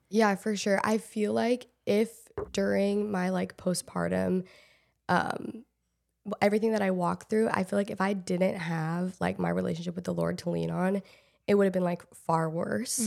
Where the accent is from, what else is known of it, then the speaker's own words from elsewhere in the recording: Portland, Oregon, United States; moved away as an adult; also born or lived in Los Angeles / Texas / Michigan; I grew up in Portland, like, Portland area, Oregon